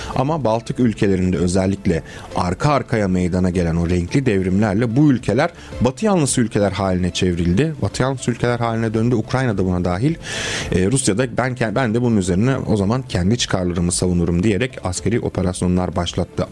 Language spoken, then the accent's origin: Turkish; Constanța, Constanța County, Romania; moved away; Köstence benim de memleketimdir